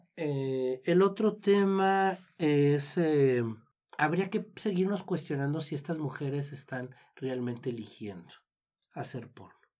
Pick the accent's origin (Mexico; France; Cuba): Mexico